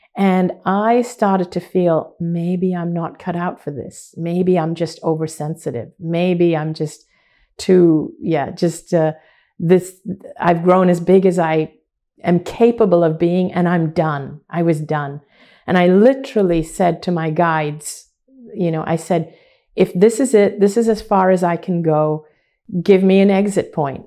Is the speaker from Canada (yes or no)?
no; Hong Kong; I grew up in Hong Kong, which is predominantly a Chinese city